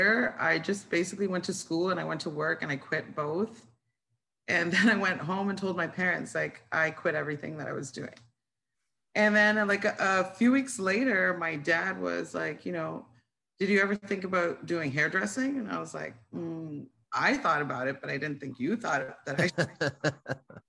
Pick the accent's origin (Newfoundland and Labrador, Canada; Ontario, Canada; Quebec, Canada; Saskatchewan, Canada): Ontario, Canada; Toronto; moved away as an adult; now in Miami, United States; I was born and raised in Toronto, Canada